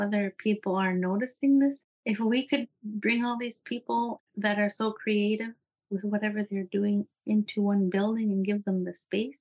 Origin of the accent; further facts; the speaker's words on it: Iqaluit, Nunavut, Canada; I'm from Iqaluit, Nunavut